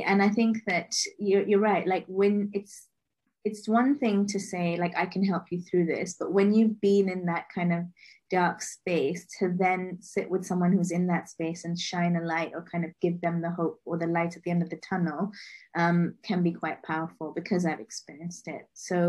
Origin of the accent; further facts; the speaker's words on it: Liberia; born there; also born or lived in Monrovia, Liberia / London, United Kingdom / Lagos, Nigeria / Mumbai, Indiana, United States; So I was born in Liberia, West Africa, to Indian parents. And I've lived in Monrovia, London, Lagos, Mumbai, Dublin, Hong Kong.